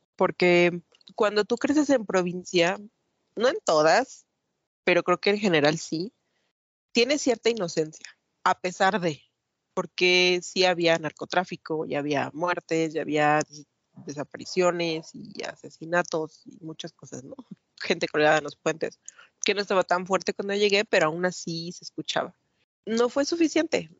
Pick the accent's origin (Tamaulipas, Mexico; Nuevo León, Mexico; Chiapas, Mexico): Tamaulipas, Mexico; Matamoros; moved away as an adult; now in Mexico City, Mexico; yo crecí en Matamoros, Tamaulipas, nací aquí, pero me llevaron para allá cuando tenía como dos meses, entonces básicamente me crié en la frontera de México